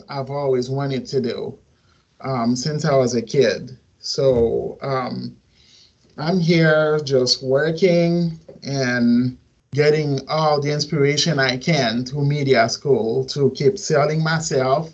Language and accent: English; Port-au-Prince, Ouest, Haiti; also born or lived in Missouri; now in Miami, United States; I'm from Port-au-Prince, Haiti. And I've lived here in Miami for 10 years, and then I ended up moving to Missouri back in 2015